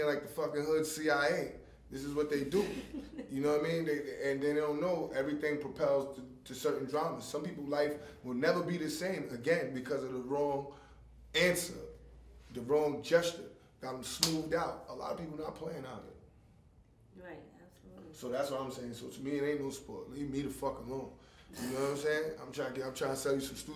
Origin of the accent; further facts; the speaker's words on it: New York City, New York, United States; I'm from Coney Island